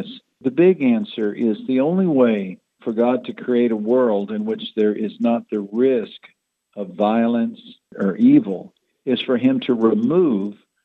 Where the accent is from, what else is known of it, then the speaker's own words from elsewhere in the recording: Odessa Midland area, Texas, United States; I grew up in the Odessa Midland area